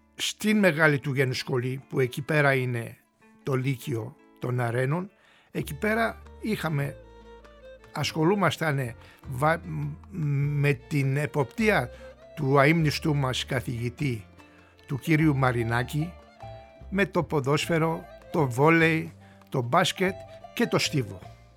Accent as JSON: {"language": "Greek", "region": "Istanbul", "country": "Turkey", "tie": "born or raised there", "moved": "as an adult", "lives_now": "Greece", "said": "Γεννήθηκα και μεγάλωσα στην περιοχή"}